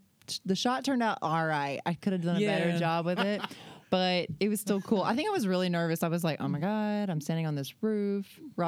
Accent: Alabama, United States; now in San Diego, United States; I'm from Alabama.

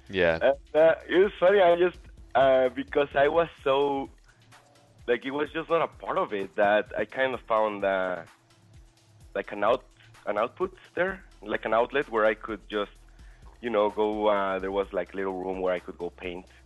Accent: Puebla, Mexico; in uh, Mexico, Puebla.

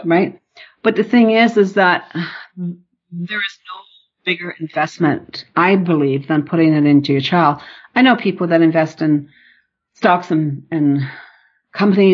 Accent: Newfoundland and Labrador, Canada; moved away; I'm from Northern Newfoundland and my family focused on university

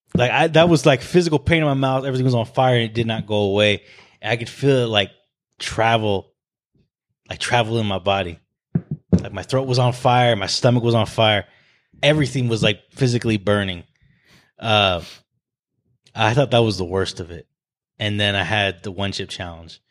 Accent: Arizona, United States; when people ask me where I'm from, I say, "Oh, I was born and raised in Arizona."

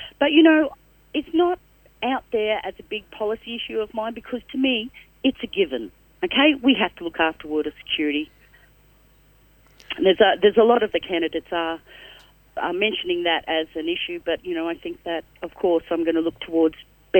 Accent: Brisbane, Queensland, Australia; now in Toowoomba, Australia; I haven't lived in Toowoomba all my life. I grew up in Brisbane. I spent a lot of time in Brisbane.

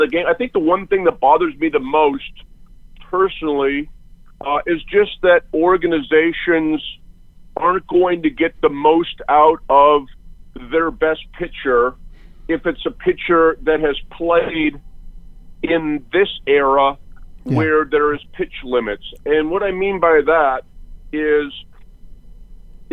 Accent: Livermore, California, United States; also born or lived in Walnut Creek, California; I was born in Walnut Creek, and I was raised in Livermore, which is about, I'd say, 40 minutes east of Oakland

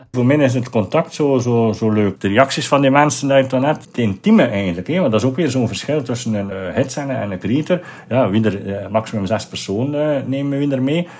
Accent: Ostend, Flanders, Belgium; in de stad waar ik geboren ben, waar ik opgegroeid ben

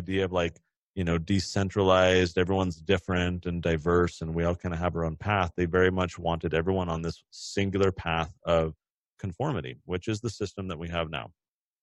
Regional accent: California, United States; now in Utah, United States; I'm from California originally

